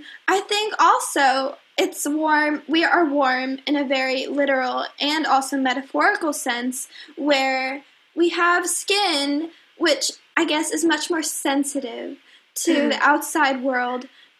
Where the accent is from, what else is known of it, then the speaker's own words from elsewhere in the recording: Texas, United States; as a Southerner, but deep South, you know, because I live in Texas.